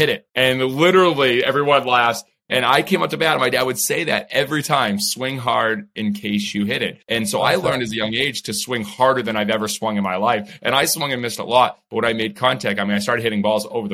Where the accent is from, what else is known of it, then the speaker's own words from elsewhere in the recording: Scituate, Massachusetts, United States; I grew up in a little town, Scituate, Massachusetts